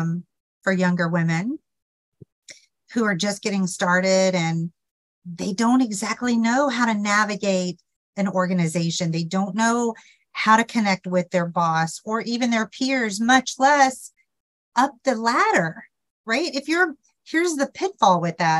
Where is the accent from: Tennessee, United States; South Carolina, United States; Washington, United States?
Tennessee, United States; Memphis; I'm from the South, as you know, I'm from Memphis, just up the road a piece from you.